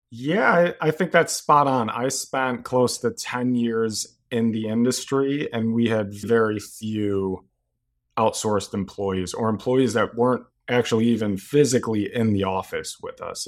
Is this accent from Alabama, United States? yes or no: no; Chicago, Illinois, United States; also born or lived in Iowa City, Iowa; pretty much spent my entire life in Chicago. Grew up in Wrigleyville